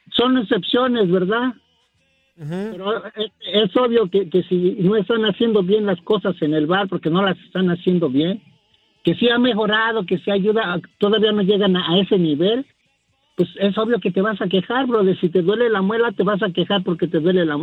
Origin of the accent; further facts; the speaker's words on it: Mexico City, Mexico; brother. Soy del DF.